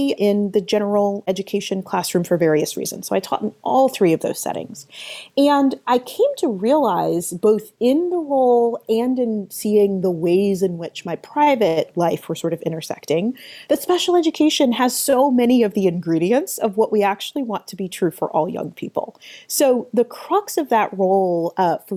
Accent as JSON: {"language": "English", "town": "Atlanta", "region": "Georgia", "country": "United States", "tie": "born or raised there", "said": "I started my career as a special education teacher in my hometown of Atlanta"}